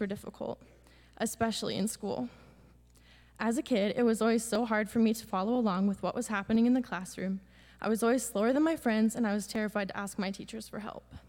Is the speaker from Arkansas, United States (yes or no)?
no; Pella, Iowa, United States; I'm from Pella, Iowa.